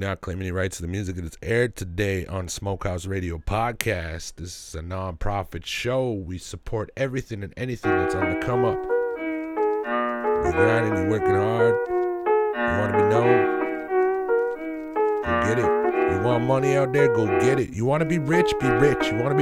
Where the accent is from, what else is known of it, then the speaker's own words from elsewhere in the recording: Greenville, British Columbia, Canada; I'm from Greenville